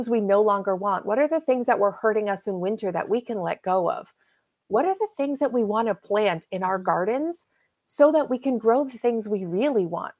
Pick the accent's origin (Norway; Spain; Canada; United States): Canada; I'm Canadian. I live in the Pacific Northwest